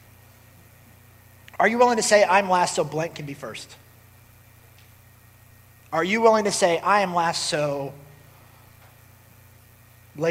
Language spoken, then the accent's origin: English; Cincinnati, Ohio, United States; I'm from Cincinnati